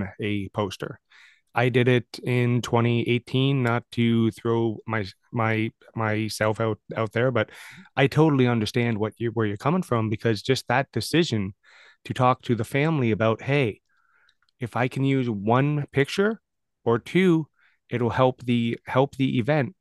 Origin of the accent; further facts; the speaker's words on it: London, Ontario, Canada; I'm from London